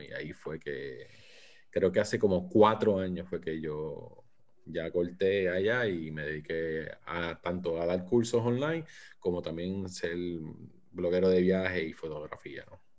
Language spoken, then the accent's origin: Spanish; Puerto Rico; now in St. Petersburg, United States; Soy nacido y criado en Puerto Rico. Ahora mismo vivo en San Pete, Florida.